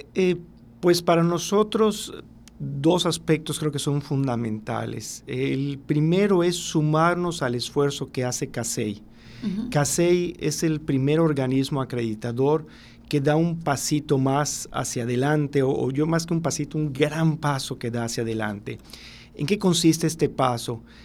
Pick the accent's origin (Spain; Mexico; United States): Mexico; nosotros como mexicanos